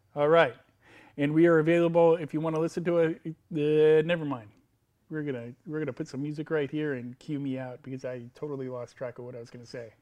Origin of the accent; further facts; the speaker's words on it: United States; I'm an American male.